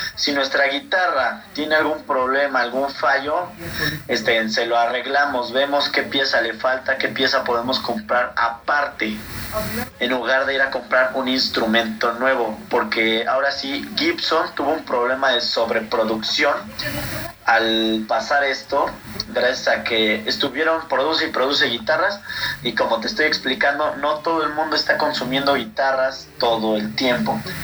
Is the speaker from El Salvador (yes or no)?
no; Mexico; nosotros como latinoamericanos y como mexicanos